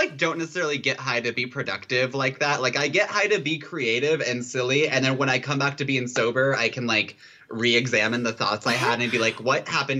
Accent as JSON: {"language": "English", "town": "Spokane", "region": "Washington", "country": "United States", "lives_now": "Seattle, United States", "said": "I guess I lived in Washington State before anyway, so it doesn't matter. But, like, I think when I used to, I'm from Spokane. So, mm-hmm. like, that's, like, a much more conservative area on, like, the east side of the state. It's, like, Western Idaho, basically."}